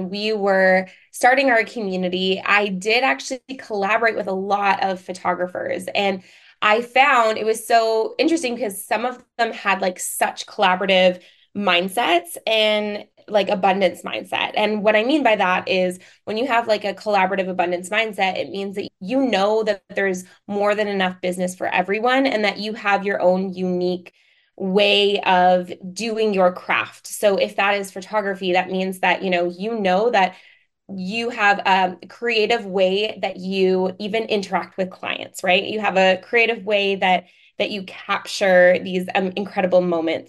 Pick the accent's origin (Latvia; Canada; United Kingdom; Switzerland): Canada; Vancouver, British Columbia; I'm from Vancouver, Canada